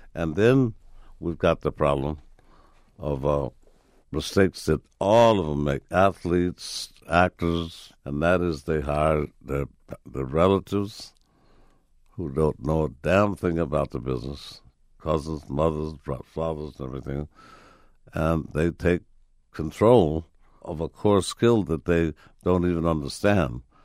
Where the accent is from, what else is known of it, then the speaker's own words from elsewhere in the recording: Chicago, Illinois, United States; Right in Chicago, man, with my father being a carpenter, building homes for the most notorious triple OGs on the planet